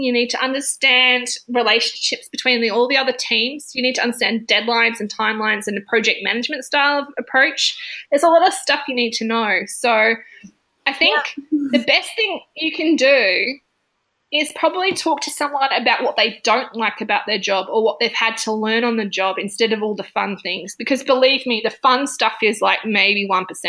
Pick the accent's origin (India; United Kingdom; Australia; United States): Australia; country South Australia; moved away as an adult; also born or lived in Adelaide; now in Melbourne, Australia; I'm from Adelaide. I'm from country South Australia